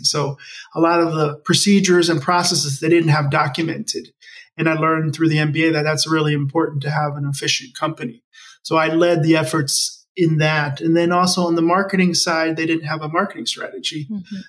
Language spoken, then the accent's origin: English; Maryland, United States; first language English; also born or lived in Bogota, Colombia; We moved to the United States, and that's actually where I grew up in Maryland, which is near Washington D.C. on the East Coast.